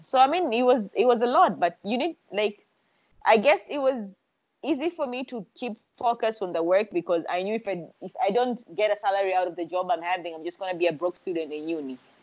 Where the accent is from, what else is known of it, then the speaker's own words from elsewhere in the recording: Zanzibar, Tanzania; also born or lived in Dar es Salaam, Tanzania; I am from Zanzibar.